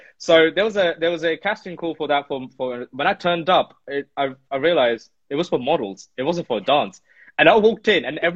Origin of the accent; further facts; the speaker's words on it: Delhi, India; now in United Kingdom; growing up in Delhi, 90s nostalgic stuff